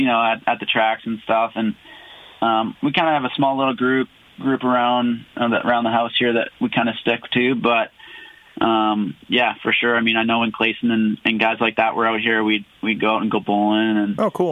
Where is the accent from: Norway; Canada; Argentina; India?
Canada; Prince George, British Columbia; the Prince George National, my hometown national there last year.